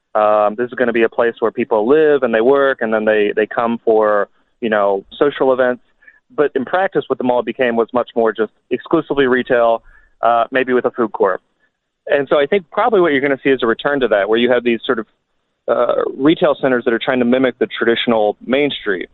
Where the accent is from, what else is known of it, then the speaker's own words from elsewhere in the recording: Kentucky, United States; when I was a kid growing up in Kentucky